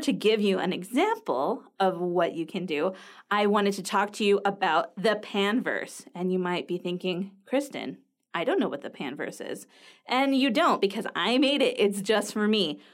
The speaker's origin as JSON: {"language": "English", "country": "United States", "said": "I'm from the United States"}